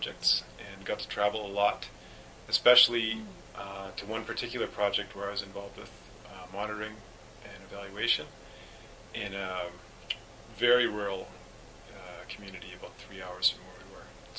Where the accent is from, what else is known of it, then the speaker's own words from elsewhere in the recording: Winnipeg, Manitoba, Canada; also born or lived in Bolivia; I'm also from Winnipeg.